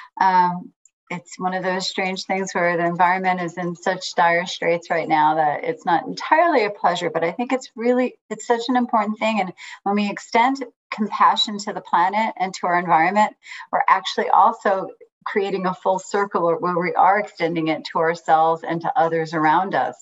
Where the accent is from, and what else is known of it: New York City, New York, United States; born or raised there; also born or lived in Mexico; now in Las Vegas, United States